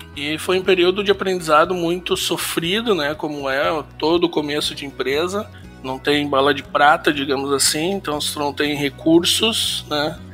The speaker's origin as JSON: {"language": "Portuguese", "town": "Santa Maria", "region": "Rio Grande do Sul", "country": "Brazil", "tie": "born or raised there", "lives_now": "Sapiranga, Brazil", "said": "sou nascido em Santa Maria e aos 15 anos, em 95, 1995, nós nos mudamos de Santa Maria para Sapiranga, aqui no Rio Grande do Sul"}